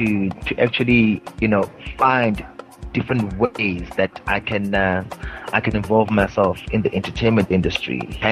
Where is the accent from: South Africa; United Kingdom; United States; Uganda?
South Africa; Mpumalanga; I'm from South Africa, from a province. called the Mpumalanga province, very close to Johannesburg, 29 years old